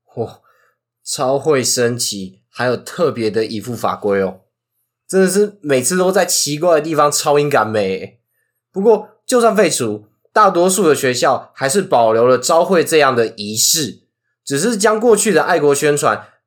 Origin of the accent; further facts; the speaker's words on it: Hsinchu County, Taiwan; 我是新竹人，可是我是竹东高中